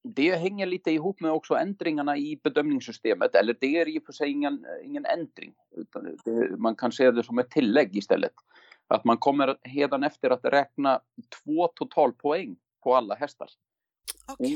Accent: Iceland; now in Sweden; jag är en islänning, har varit i Sverige länge

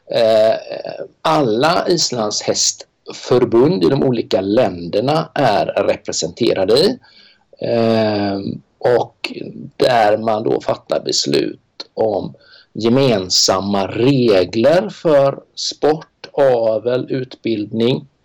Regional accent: Sweden; Eh, jag är ensam svensk där.

